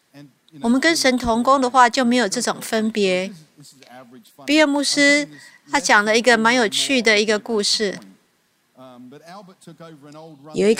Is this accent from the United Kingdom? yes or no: yes; United Kingdom; Chinese is a second language; now in United States; 我是英国人，住在美国，有一些差异呢，我必须要特别为你们解释。